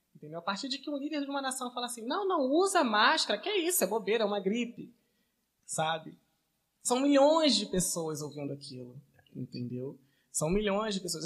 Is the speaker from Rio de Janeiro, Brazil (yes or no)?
yes; Paracambi, Rio de Janeiro, Brazil; como um bom paracambiense